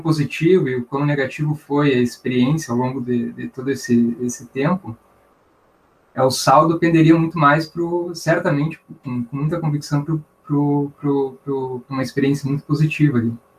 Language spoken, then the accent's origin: Portuguese; Santa Maria, Rio Grande do Sul, Brazil; eu nasci ali no USME, é, meus pais eram da casa dos estudantes, eu fiquei, morei ali até os quatro anos e meio